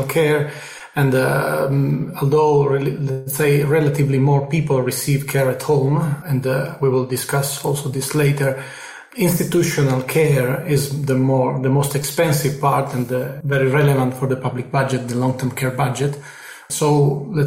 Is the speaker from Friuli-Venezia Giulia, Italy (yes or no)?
yes; Trieste, Friuli-Venezia Giulia, Italy; I am in Italy, in my hometown in Trieste, with my parents and my girlfriend